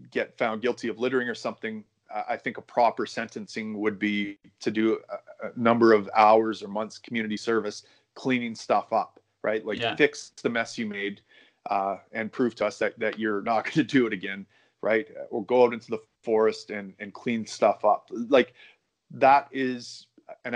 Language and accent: English; Canada